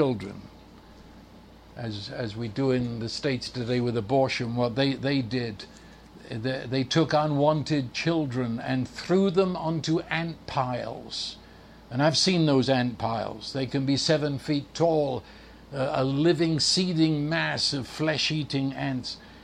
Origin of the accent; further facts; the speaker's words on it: United Kingdom; I'm a Brit